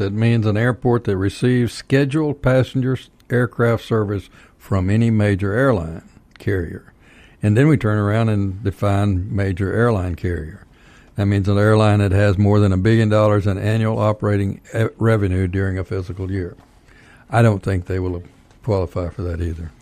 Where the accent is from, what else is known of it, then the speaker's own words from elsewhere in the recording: Texas, United States; now in Georgia, United States; I'm from Texas